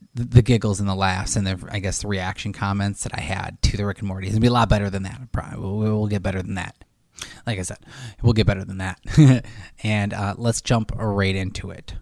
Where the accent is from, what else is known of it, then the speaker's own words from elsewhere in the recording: Buffalo, New York, United States; We're from Buffalo